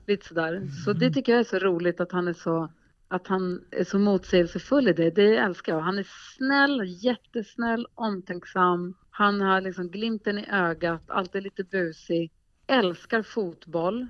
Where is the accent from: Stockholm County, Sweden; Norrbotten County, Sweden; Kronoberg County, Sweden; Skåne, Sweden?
Norrbotten County, Sweden; Luleå; moved away; also born or lived in Gothenburg; jag bodde faktiskt i mm. Göteborg när jag var liten, eh, ganska en del, en hel del. Men jag är uppvuxen i Luleå, så då säger jag Luleå